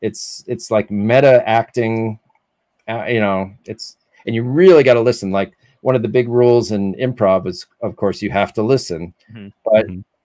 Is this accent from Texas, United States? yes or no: no; Ohio, United States; moved away as an adult; now in Los Angeles, United States; I came from Ohio, very quiet Amish sort of family, not Amish, very quiet sort of upbringing